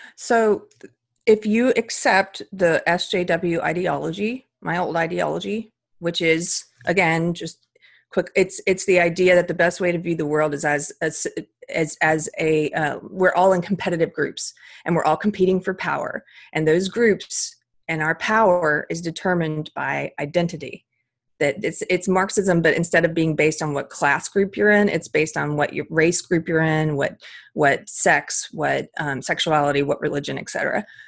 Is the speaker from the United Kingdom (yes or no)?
no; South Carolina, United States; also born or lived in Los Angeles, California; now in California, United States; I was raised in South Carolina, so I'm bringing that Southern culture with me to California